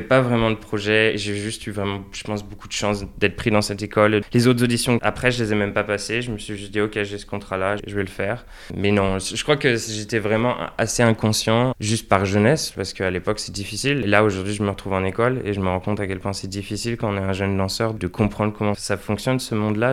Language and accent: French; Angers, Pays de la Loire, France; now in The Hague, Netherlands; je suis né à Angers